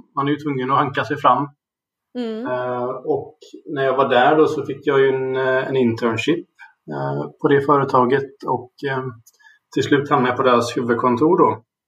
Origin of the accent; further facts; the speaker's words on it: Gothenburg, Västra Götaland, Sweden; also born or lived in England / Germany / Uppsala; jag är uppvuxen i Göteborg och har bott här